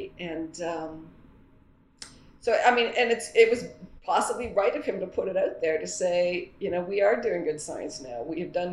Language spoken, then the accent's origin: English; Canada; as a Canadian